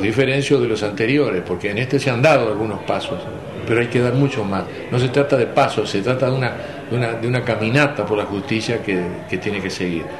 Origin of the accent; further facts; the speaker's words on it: Uruguay; yo soy uruguayo